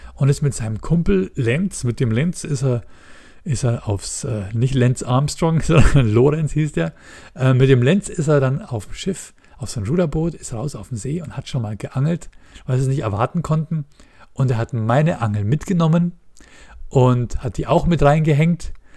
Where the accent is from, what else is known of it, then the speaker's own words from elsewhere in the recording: Munich, Bavaria, Germany; ich bin in der Großstadt geboren, ich bin in München geboren